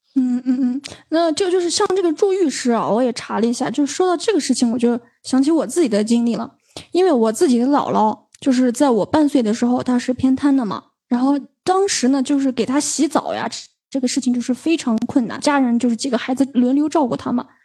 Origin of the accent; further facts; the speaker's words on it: China; 我们中国人的这个传统思想里是养儿防老